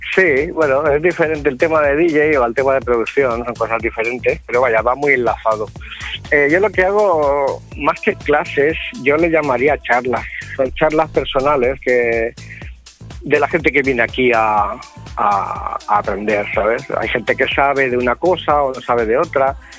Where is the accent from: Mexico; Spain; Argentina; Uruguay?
Spain; Sant Feliu de Llobregat, Catalonia; una sala de mi pueblo, de San Felipe de Llobregat